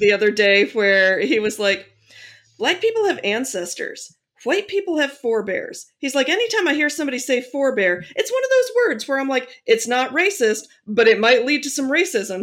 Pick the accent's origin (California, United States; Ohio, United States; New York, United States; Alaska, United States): Ohio, United States; Akron; seventeen people I grew up with in Akron, Ohio